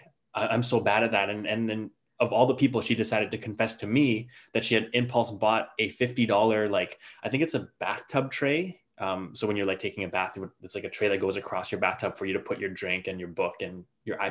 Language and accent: English; Canada; I'm from Canada